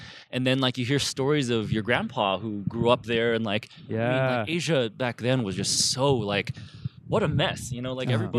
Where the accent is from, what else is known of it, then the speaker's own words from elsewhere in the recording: United States; also born or lived in Taipei, Taiwan; I was born in Taipei, but then I moved here when I was like 3 months old, so I'm basically American.